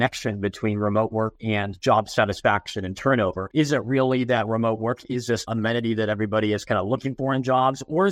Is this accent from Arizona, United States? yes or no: yes; Phoenix, Arizona, United States; I grew up in Phoenix, Arizona